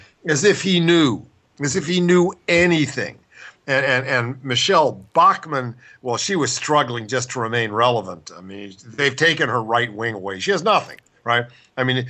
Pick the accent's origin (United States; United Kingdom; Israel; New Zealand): United States; Ohio; moved away; also born or lived in Washington State; I grew up in Ohio with state stores